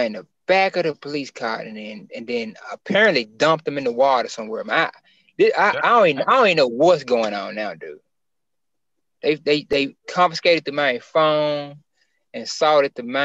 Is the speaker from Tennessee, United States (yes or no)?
yes; Memphis, Tennessee, United States; I'm from North Memphis, but it's just been the whole city